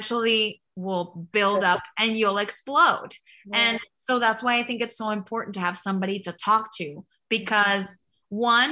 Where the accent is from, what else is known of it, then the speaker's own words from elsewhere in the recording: Mexico; I grew up in Mexico